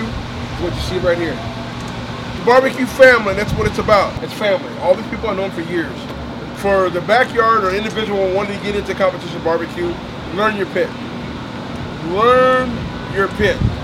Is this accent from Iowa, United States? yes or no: yes; Des Moines, Iowa, United States; I'm from Des Moines, Iowa